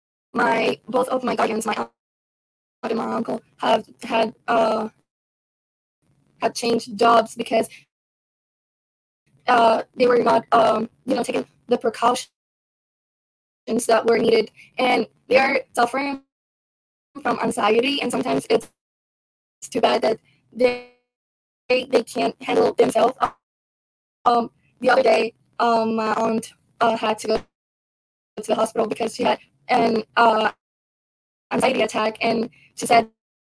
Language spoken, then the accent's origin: English; Puerto Rico; moved away; I came from Puerto Rico. It's a different country where you see different people